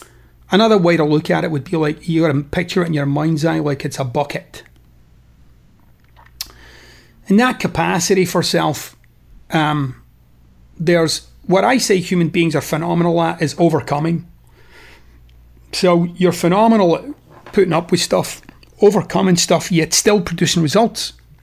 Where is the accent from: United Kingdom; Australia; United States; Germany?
United Kingdom; Scotland; You know, I'm Scottish. I'm particularly dour, actually, as a human being, I would say.